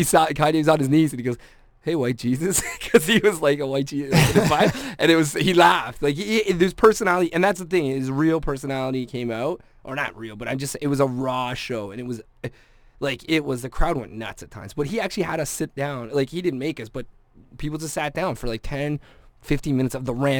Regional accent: Scotland, United Kingdom; I mean, I'm Scottish, so I know kilts and stuff.

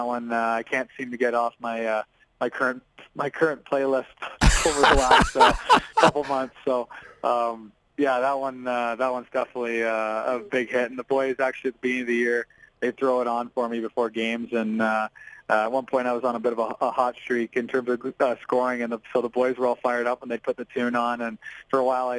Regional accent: Haliburton, Ontario, Canada; I was raised in Halvard, so you know, we listened to country music growing up and drive pickup trucks

